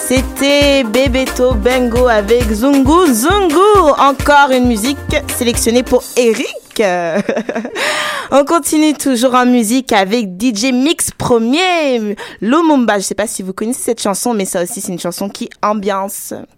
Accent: Togo; also born or lived in Ghana; je suis togolaise, mais je suis aussi ghanéenne.

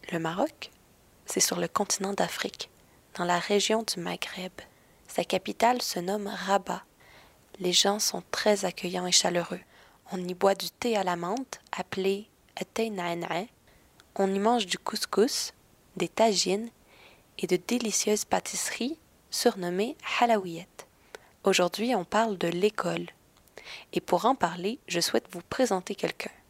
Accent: Quebec, Canada; je viens du Québec, mais je suis présentement très très loin du Québec. Je suis au Maroc.

